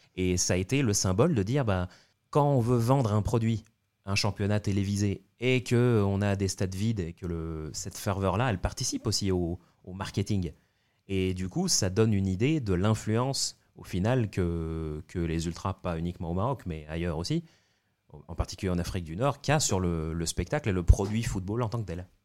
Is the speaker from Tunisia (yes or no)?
yes; Tunisia; quand j'étais jeune et lycéen en Tunisie